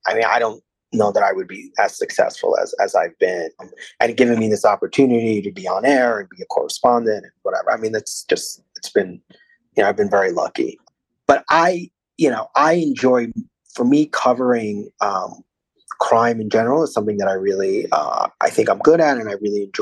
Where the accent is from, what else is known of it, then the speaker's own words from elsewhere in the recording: New York City, New York, United States; also born or lived in Washington, D.C.; I grew up in Brooklyn